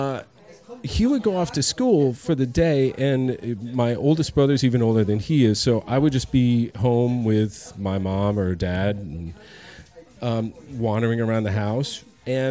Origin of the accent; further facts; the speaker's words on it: half hour north of New York City, United States; moved away as an adult; now in Germany; I was born about a half hour north of New York City